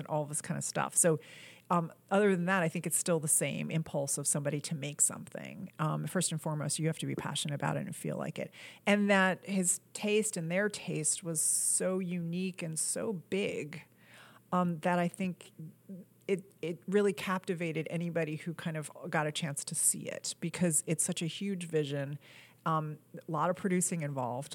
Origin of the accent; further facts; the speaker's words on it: New York, United States; also born or lived in Boston; I was raised in New York